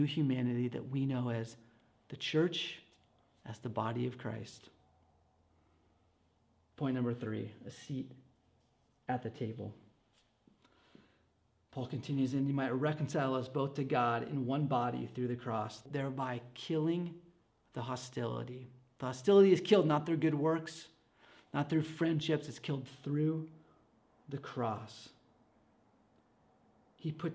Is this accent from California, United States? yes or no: yes; Escondido, California, United States; I grew up in church in Escondido